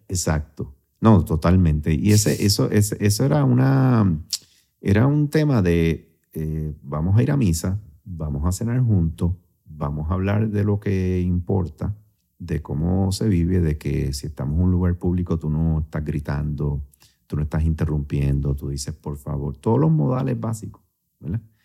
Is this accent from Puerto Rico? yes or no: yes; Puerto Rico; also born or lived in Syracuse, New York, United States; yo soy el único puertorriqueño